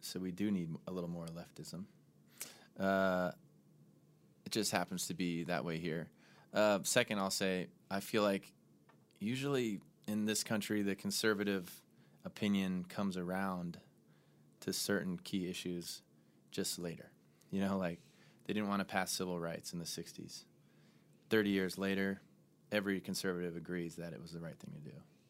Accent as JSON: {"language": "English", "town": "Seattle", "region": "Washington", "country": "United States", "said": "I'm from Seattle. Seattle, when I was a little kid, was the Seattle grunge scene, and all the bands knew each other and they all worked together and collabed and stuff."}